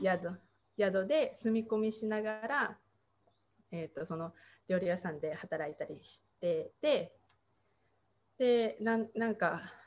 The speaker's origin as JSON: {"language": "Japanese", "region": "rural Tochigi Prefecture", "country": "Japan", "tie": "born or raised there", "also_born_or_lived": "Oregon, United States / Taiwan", "first_language": "Japanese", "said": "栃木県の田舎で別にその宇都宮とか都会っていうわけじゃないので"}